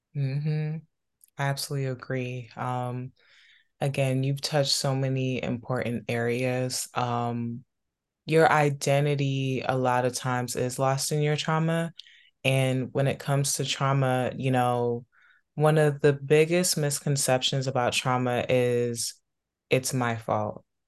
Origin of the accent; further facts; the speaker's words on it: Maryland, DC, DC metropolitan area, United States; growing up in the Maryland, D C, Virginia area